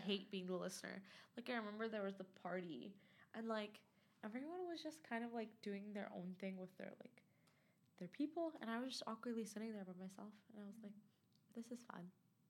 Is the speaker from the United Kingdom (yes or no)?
no; Afghanistan; So like I kind of want to go back home. So I'm from Afghanistan.